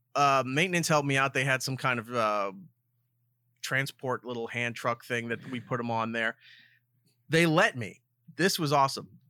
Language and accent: English; Long Island, New York, United States; born or raised there